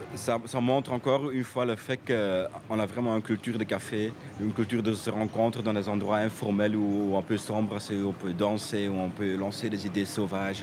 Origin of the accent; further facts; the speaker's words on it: Brussels, Brussels-Capital Region, Belgium; je suis bruxellois aussi